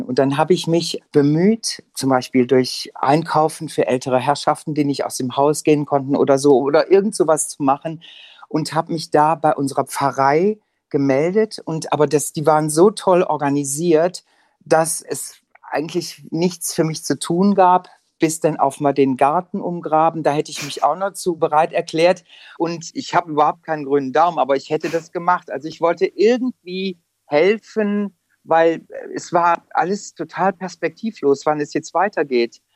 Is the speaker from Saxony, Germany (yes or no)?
no; Aachen, North Rhine-Westphalia, Germany; also born or lived in Lyon; now in Frankfurt, Germany; in Aachen, wo ich herkomme